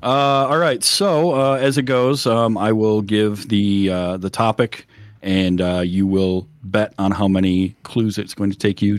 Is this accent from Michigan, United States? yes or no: yes; Michigan, United States; I'm from Michigan.